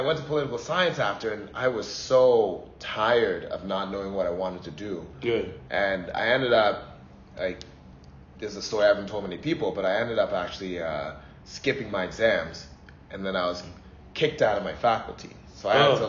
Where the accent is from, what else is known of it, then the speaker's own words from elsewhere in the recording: Canada; also born or lived in Port Harcourt, Nigeria / Ghana / Singapore / Papua New Guinea; when I got to Canada, that's home, you know. I grew up there. My accent is kind of from there